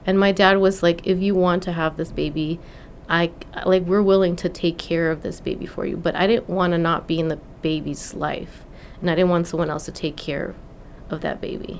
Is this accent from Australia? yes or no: no; Mexico; moved away as an adult; now in California, United States; I was born in Mexico